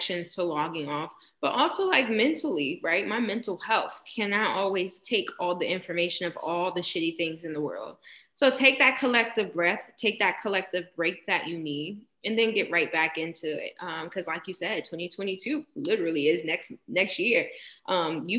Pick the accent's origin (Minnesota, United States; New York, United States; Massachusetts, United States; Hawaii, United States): New York, United States; Rochester; I am from Rochester